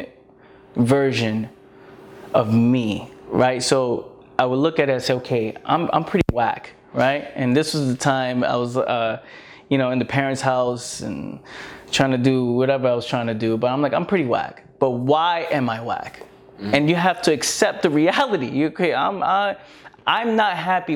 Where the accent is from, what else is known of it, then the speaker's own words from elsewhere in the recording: New York City, New York, United States; I was born in the Bronx, no opportunities around